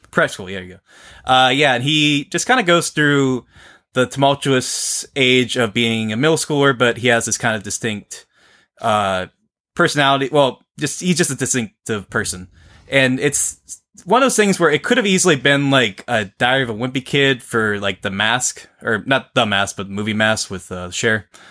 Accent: near Upper St. Clair, Pennsylvania, United States; from uh, Upper St. Clair, which is like a few neighboring uh, suburbs from my hometown

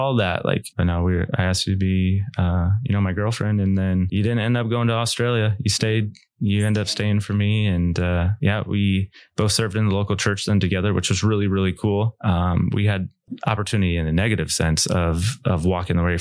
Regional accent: Goshen, Indiana, United States; from Northern Indiana here, Goshen. Like, this is where I was raised.

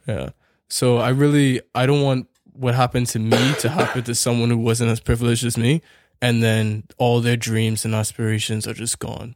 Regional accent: Bahamas; now in Canada; we are from the Bahamas where the opportunities are limited.

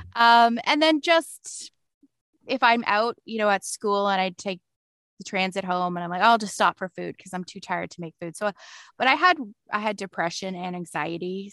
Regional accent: London, Ontario, Canada; also born or lived in Toronto; I moved back to my hometown. Is I live in London, Ontario

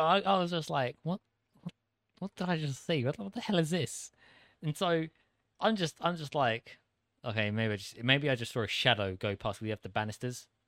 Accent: United Kingdom; accent: British; moved away; An average Brit

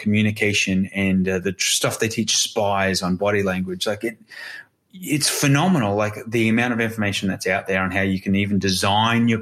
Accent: Australia; I'm Australian.

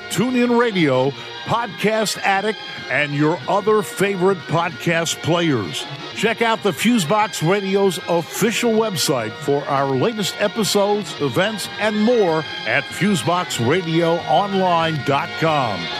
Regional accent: Montana, United States; When I grew up in Montana in the 80s, uh, we had a lot of funding for the arts and, and science in school.

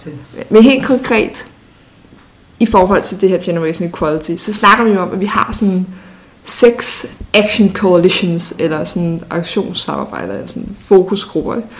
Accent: North Zealand, Capital Region of Denmark, Denmark; da jeg voksede op i Nordsjælland

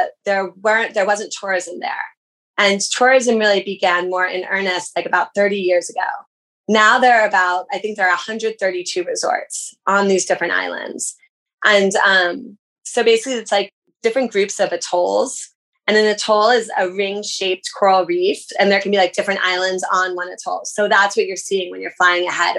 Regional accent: United States; an American

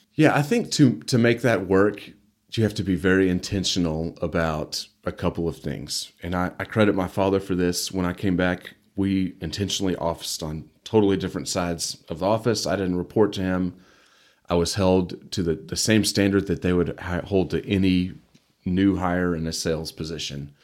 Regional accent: Amarillo, Texas, United States; also born or lived in Canyon, Texas / Dallas, Texas; I was born in Amarillo. lived here really for the most, majority of my life

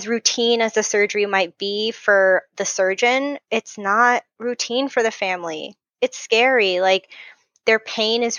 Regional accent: Southern California, United States; accent: SoCal; I'm from SoCal, so my real SoCal voice is, I mean, I'll say like more times than you can count

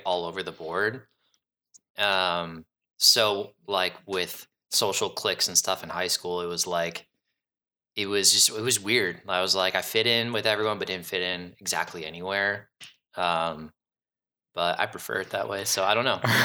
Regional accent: Cleveland, Ohio, United States; moved away as an adult; now in Chicago, United States; I was born and raised in Cleveland, and then, um, I moved to Chicago

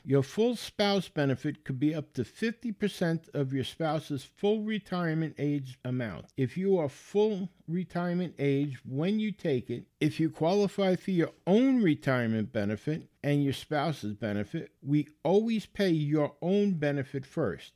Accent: New York City, New York, United States; I grew up in the Bronx

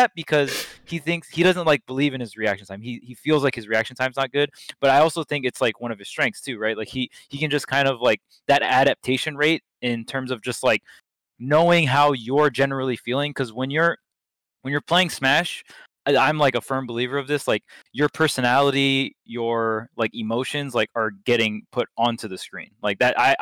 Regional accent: Hawaii, United States; I grew up in Hawaii

